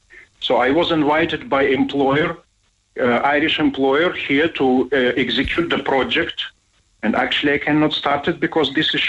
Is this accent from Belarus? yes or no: yes; Belarus; moved away as an adult; now in Ireland; I come from Belarus.